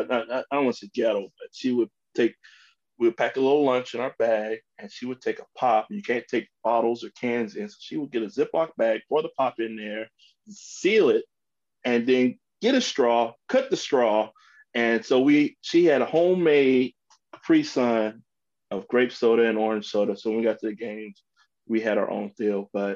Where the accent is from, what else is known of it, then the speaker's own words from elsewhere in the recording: Chicago, Illinois, United States; I grew up on the South Side.